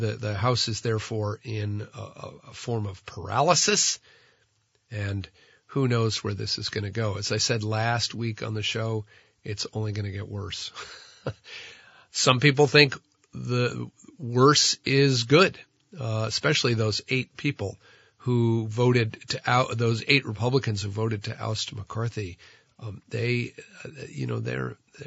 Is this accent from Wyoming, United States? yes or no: no; New Jersey, United States; now in Vermont, United States; New Jersey Senator Robert Menendez from my home state